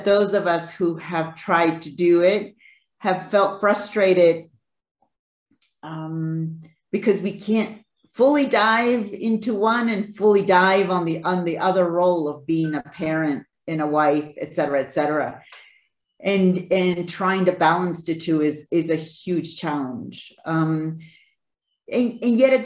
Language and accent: English; Bolivia; moved away; I'm originally from Bolivia. So Bolivia, we're a mining country, right? I was brought up in the mining sector